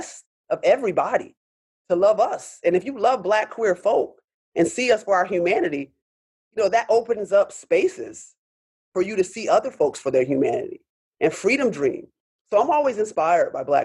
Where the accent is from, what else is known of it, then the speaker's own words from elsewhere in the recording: Rochester, New York, United States; moved away; also born or lived in Pittsburgh; I'm born and raised in Rochester